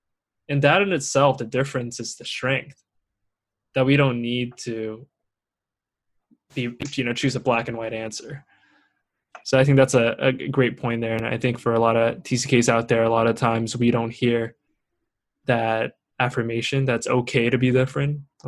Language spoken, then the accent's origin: English; Singapore; also born or lived in Torrance / Shanghai; I was born in Torrance, so ask me which high school I went to, and I'm like, dang, they're gonna get me, and I gotta go explain this whole thing that I was born here, I grew up in Singapore and Shanghai